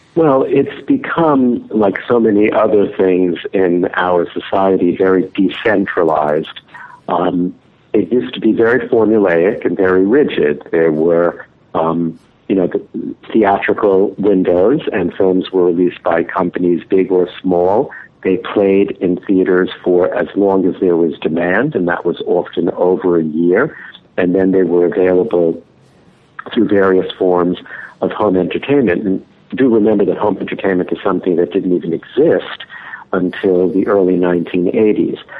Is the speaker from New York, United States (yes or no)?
yes; New York, United States; growing up in New York